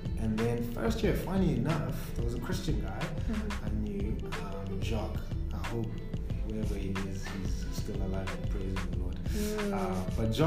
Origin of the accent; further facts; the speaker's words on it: Tembisa, Gauteng, South Africa; I grew up in Tembisa